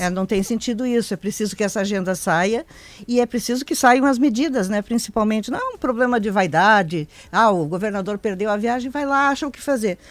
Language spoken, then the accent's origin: Portuguese; Passo Fundo, Rio Grande do Sul, Brazil; moved away; Nasci lá, eu sou da Grande Passo Fundo.